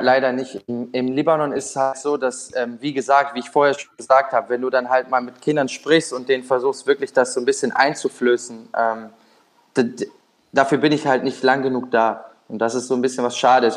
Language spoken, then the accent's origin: German; Düsseldorf, North Rhine-Westphalia, Germany; moved away as an adult; now in Naples, Italy; Ich bin in, in Düsseldorf da groß geworden